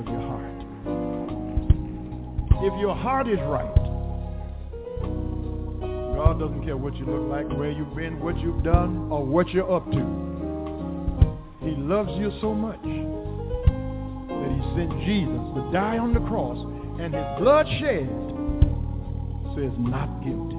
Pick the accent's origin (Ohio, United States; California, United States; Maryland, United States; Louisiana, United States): Louisiana, United States; Eunice; Eunice where I'm from. We lived on Mueller Street after we moved from Lewis Street.